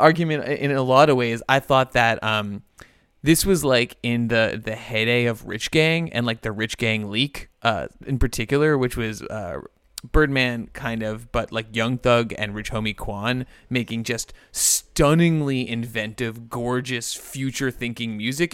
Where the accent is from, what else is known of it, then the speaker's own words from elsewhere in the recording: New Rochelle, New York, United States; my hometown of, of, of, uh, New Rochelle